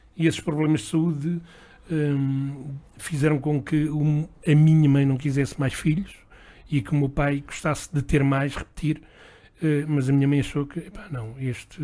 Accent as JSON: {"language": "Portuguese", "region": "Lisbon", "country": "Portugal", "tie": "born or raised there", "said": "nasci em Lisboa, eh, filho de, de uma mãe lentejana e de um pai eh, da zona de Castelo Branco"}